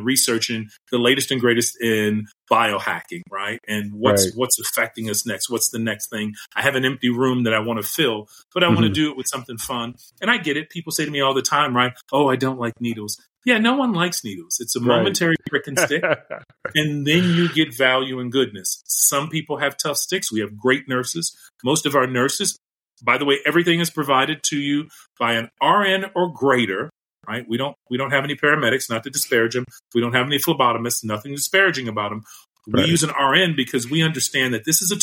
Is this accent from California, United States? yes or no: no; Chicago, Illinois, United States; now in Las Vegas, United States; I'm a Chicagoan born and raised